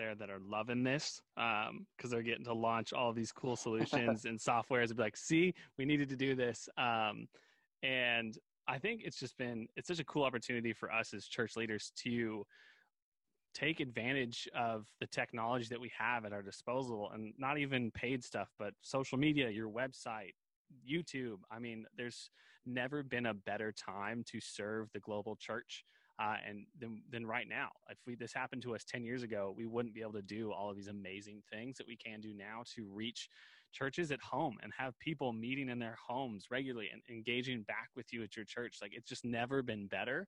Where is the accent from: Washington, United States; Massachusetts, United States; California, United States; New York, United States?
Washington, United States; Seattle; also born or lived in Colorado Springs, Colorado; Growing up in the Seattle area after college and in high school and all that kind of stuff